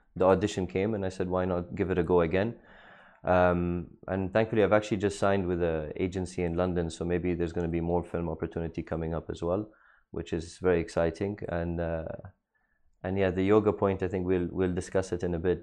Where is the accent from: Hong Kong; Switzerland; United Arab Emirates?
United Arab Emirates; Dubai; Born and raised in Dubai